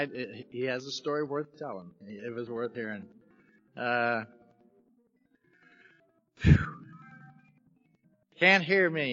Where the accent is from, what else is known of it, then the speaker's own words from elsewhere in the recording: Oklahoma City, Oklahoma, United States; moved away; I'm from Oklahoma, originally. Oklahoma City's where I was born. Grew up in relative poverty